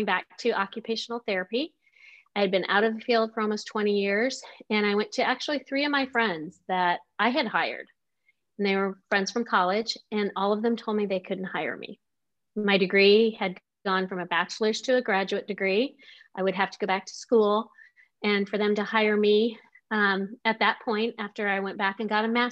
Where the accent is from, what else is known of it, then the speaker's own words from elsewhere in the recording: Omaha, Nebraska, United States; now in Kansas City, United States; I grew up in Omaha, Nebraska